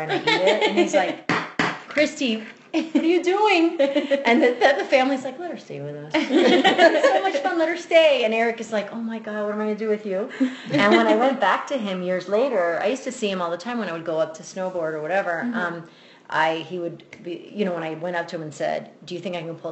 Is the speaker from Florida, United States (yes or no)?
yes; Miami, Florida, United States; moved away as an adult; now in Denver, United States; I was born in Miami, but Cuban American. Consider myself Cuban, even though I was raised here in the States. Raised very Cuban by my family. Grandparents are from Cuba. My parents are from Cuba. And lucky enough, I was raised in Miami, and then I came here when I was 21.